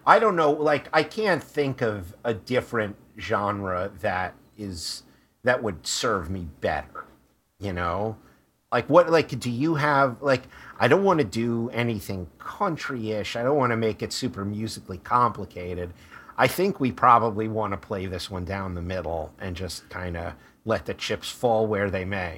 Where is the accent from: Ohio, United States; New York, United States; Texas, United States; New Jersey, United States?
New York, United States; New York City; also born or lived in Brooklyn; I grew up in Queens.